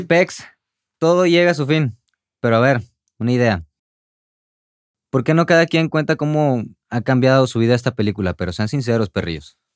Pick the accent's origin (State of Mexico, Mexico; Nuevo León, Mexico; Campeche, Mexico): Nuevo León, Mexico; Monterrey; salí de Monterrey